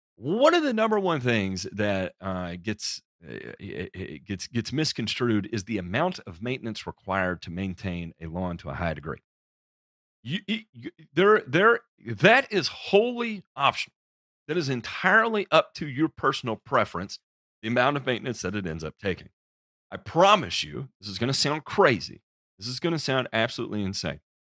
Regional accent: the South, United States; I'm from the South

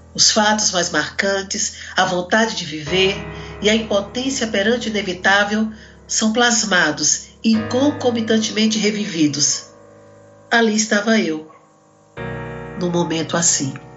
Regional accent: Northeast Region, Brazil; eu sou daqui do Brasil, sou do Nordeste

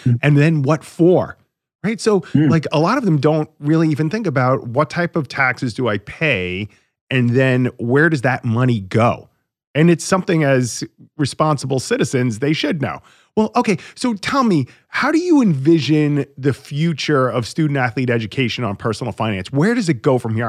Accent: Long Island, New York, United States; I grew up on Long Island

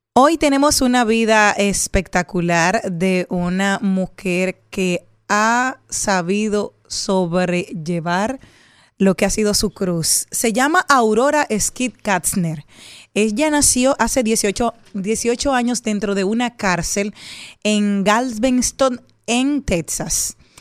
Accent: Monte Plata, Dominican Republic; en mi infancia, en Monte Plata

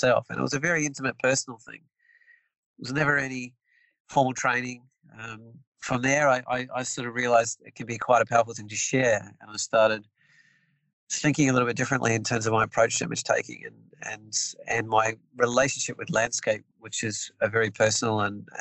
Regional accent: New Zealand; moved away as an adult; now in Tasmania, Australia; I'm born and bred in New Zealand

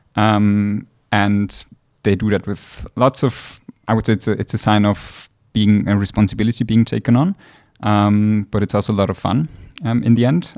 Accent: Austria; moved away as an adult; now in St. Gallen, Switzerland; originally from Austria

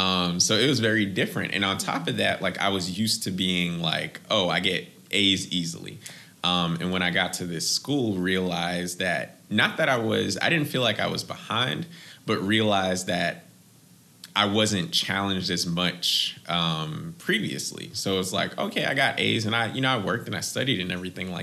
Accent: Boston, Massachusetts, United States; I am originally from Boston, Massachusetts. That's where I was born and raised. Both my parents are immigrants, so I don't have a Boston accent

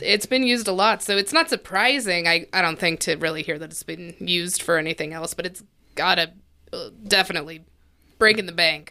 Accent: Colorado Springs, Colorado, United States; I grew up in the Old North End and, uh, right over by Penrose, Maine

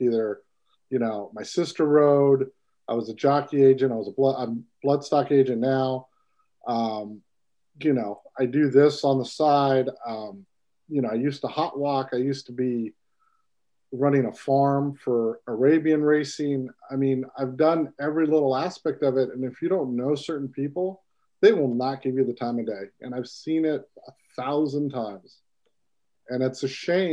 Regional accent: Santa Anita circuit, California, United States; I grew up on the Santa Anita circuit

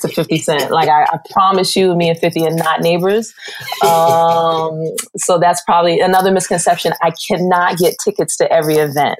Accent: New York City, New York, United States; being a New Yorker, I kind of took advantages of growing up in the Garden

